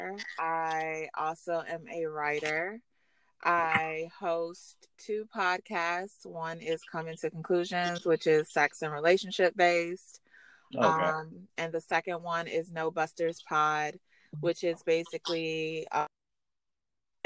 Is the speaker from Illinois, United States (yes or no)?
no; Hinesville, Georgia, United States; I'm actually from Hinesville, Midway area of Georgia.